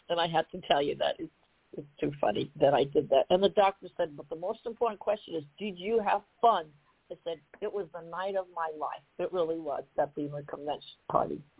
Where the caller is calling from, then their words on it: Columbus, Ohio, United States; I'm coming calling from Columbus, Ohio.